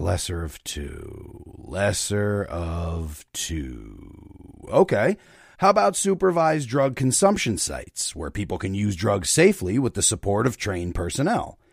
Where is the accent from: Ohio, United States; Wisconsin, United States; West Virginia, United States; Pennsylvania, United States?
Pennsylvania, United States; Luzerne County; moved away; also born or lived in Brooklyn; I moved from Brooklyn to Pennsylvania last September, back to Luzerne County